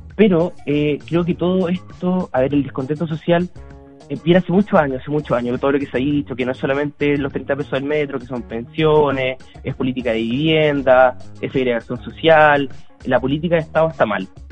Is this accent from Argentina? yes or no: no; Chile; tenemos como chilenos